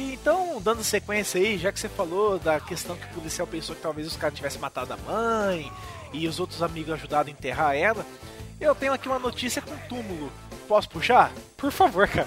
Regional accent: Campo Mourão, Paraná, Brazil; na minha terra natal, em Campo Mourão

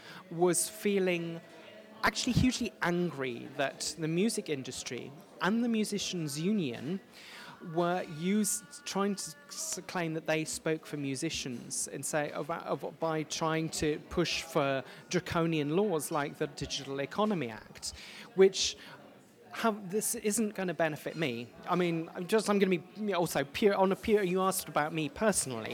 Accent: Plymouth, South West England, United Kingdom; also born or lived in Denmark; now in Manchester, United Kingdom; I grew up in Plymouth

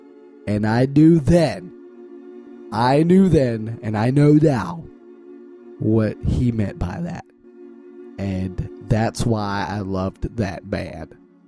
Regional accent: Midwest, United States; Also, did I mention I'm from the Midwest and I enjoy lots of casseroles?

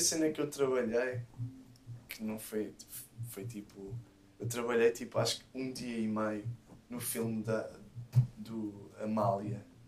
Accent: Rio de Mouro, Lisbon, Portugal; quando era puto lá em Rio de Moro.

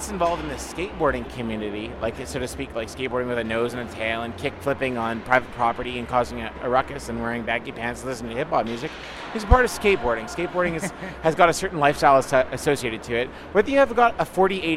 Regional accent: Toronto, Ontario, Canada; moved away as an adult; now in Vancouver, Canada; I'm from Toronto

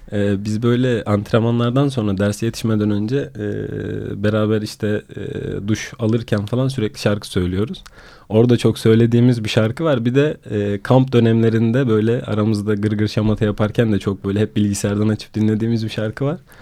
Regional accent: Sinop, Turkey; moved away as an adult; now in Istanbul, Turkey; Sinop'ta büyüdüğüm için

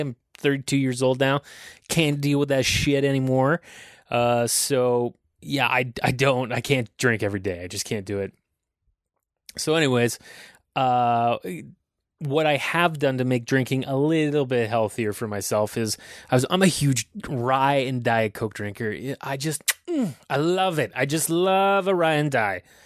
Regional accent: Aurora, Ontario, Canada; I grew up in Aurora

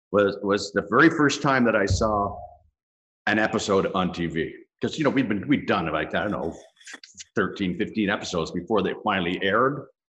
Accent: Dublin, Leinster, Ireland; born there; So since I was that close, I was born in Dublin.

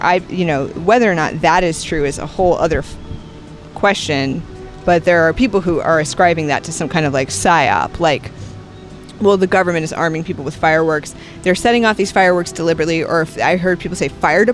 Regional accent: United States

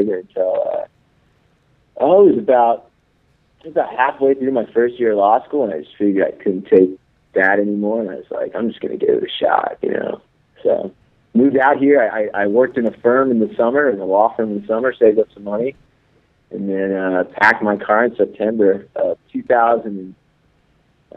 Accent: Central Kansas, United States; moved away; I'm actually from Central Kansas

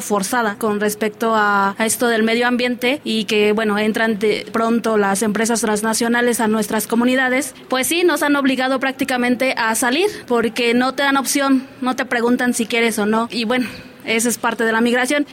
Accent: Mexico; yo soy parte de este país

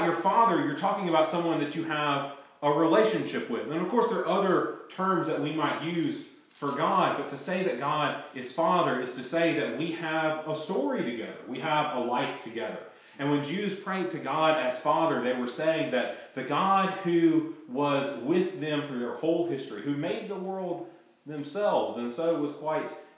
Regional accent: United States; I'm an American

